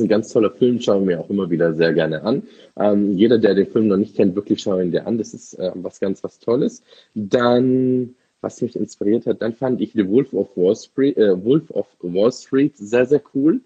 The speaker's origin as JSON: {"language": "German", "town": "Munich", "region": "Bavaria", "country": "Germany", "said": "Ich bin ja ah. was echter Münchner Bayer"}